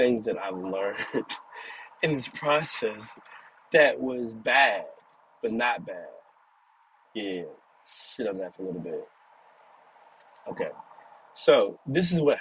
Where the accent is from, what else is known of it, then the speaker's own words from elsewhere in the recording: Caddo Mills, Texas, United States; moved away; I'm from Cattle Mills, Texas. So I came back home